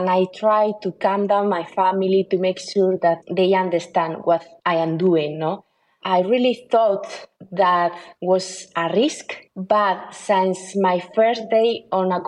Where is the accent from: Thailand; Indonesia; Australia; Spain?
Spain; northern Spain; English is a second language; moved away as an adult; also born or lived in United States / Paris, France; now in Rome, Italy; I am from the north of Spain